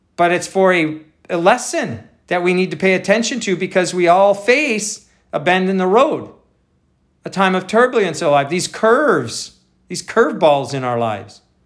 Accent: Wisconsin, United States; I grew up in Wisconsin

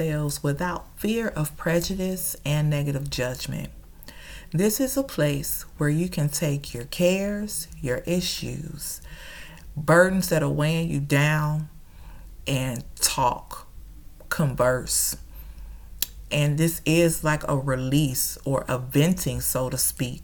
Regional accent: Chicago, Illinois, United States; now in Dallas, United States; I'm originally from Chicago

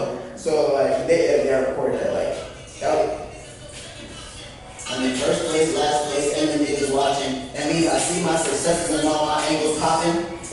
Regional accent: New York, United States; moved away; I'm from New York. So like, for some, and I moved, like, you know what I'm saying? I'm from there, but I moved away.

